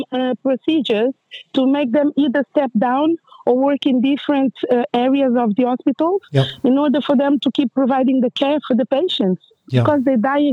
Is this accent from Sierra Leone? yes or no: no; Portugal; moved away as an adult; also born or lived in Angola; now in United Kingdom; I'm original from Angola, but I grew up in Portugal